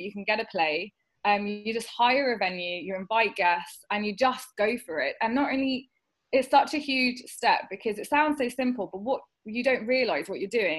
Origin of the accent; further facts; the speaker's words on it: United Kingdom; I'm not just South Asian, I'm British, and I'm in between